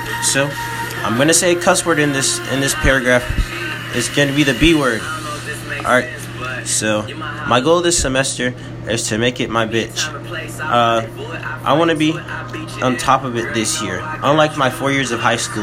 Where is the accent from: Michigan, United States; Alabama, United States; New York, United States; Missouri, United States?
Alabama, United States; Birmingham; my parents are from Nigeria. However, I'm from Brooklyn Hospital, and that's down the street from the UAB campus. That's probably why I don't have an accent